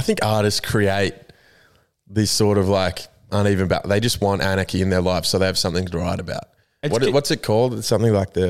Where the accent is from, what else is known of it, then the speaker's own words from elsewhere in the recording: New South Wales, Australia; I am from New South Wales, yes. I'm a Blues man.